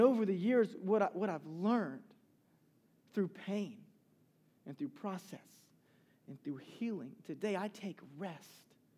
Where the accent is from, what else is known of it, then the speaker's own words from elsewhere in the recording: Charleston, South Carolina, United States; I'm from Charleston, South Carolina